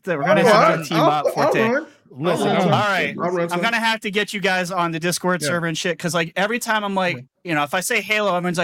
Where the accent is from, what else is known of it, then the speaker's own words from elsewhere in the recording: New England, United States; I'm from New England